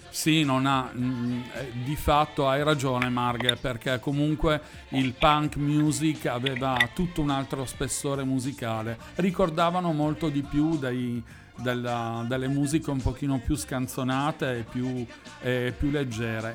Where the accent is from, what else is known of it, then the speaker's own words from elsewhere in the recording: Milan, Lombardy, Italy; io che son di Milano